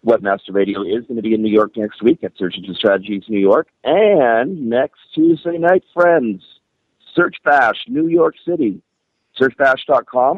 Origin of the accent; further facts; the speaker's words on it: Toronto, Ontario, Canada; I'm a local host. I'm from Toronto